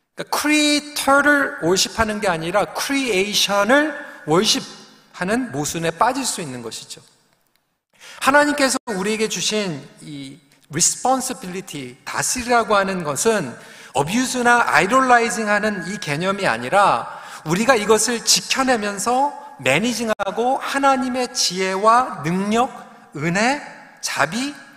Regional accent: Seoul, South Korea; 제가 영등포에서 태어난 걸 너무 또 이렇게 기억을 하시는데 사실 그렇습니다. 저는 그냥 도시에서 태어나서 어, 도시에서 그냥 자라나면서

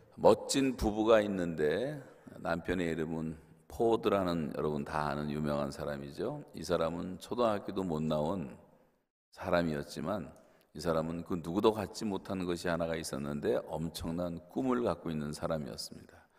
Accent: South Korea; 한국 사람들은 작은 땅덩어리에서 자라서 태어나서

